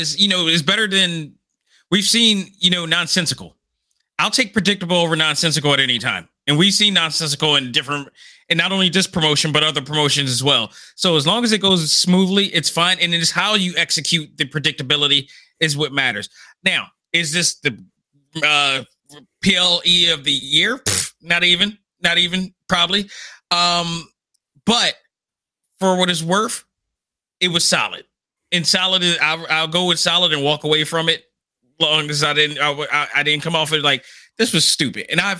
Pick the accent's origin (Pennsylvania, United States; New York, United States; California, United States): Pennsylvania, United States; Philadelphia; it's coming to my hometown